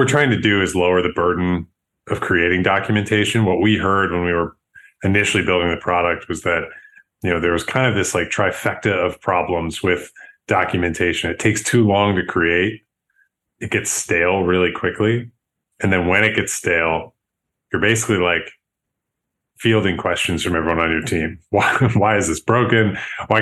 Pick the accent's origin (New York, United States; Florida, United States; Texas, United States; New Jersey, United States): New York, United States; Buffalo; also born or lived in San Francisco; now in Chicago, United States; I'm from Buffalo, New York originally.